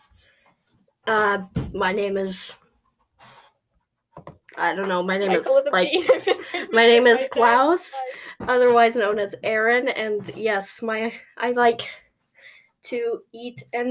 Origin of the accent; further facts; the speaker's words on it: Oklahoma, United States; I was born in Oklahoma.